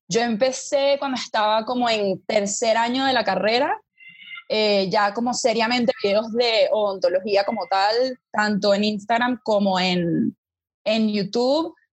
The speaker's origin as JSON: {"language": "Spanish", "country": "Venezuela", "tie": "born or raised there", "moved": "as an adult", "lives_now": "Bogotá, Colombia", "said": "yo soy venezolana, por eso conozco a Lele desde que éramos chiquitas. Eh, estudiamos en el mismo colegio eh, yo decidí venirme a Las Javeriana, a Bogotá, Colombia, a estudiar odontología"}